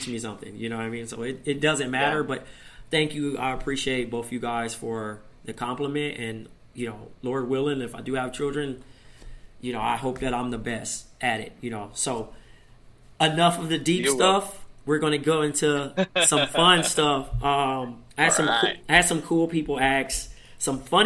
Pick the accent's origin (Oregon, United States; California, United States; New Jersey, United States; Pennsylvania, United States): California, United States; Compton; growing up in Compton and dealing with the streets